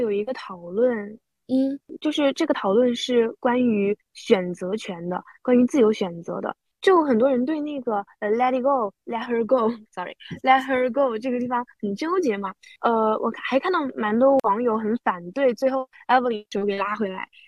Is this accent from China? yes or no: yes; China; 我们土生土长中国人